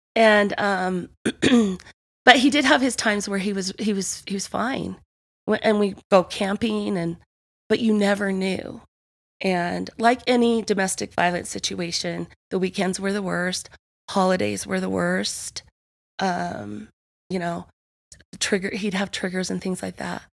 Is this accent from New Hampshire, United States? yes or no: no; Provo, Utah, United States; I was born and raised in Provo.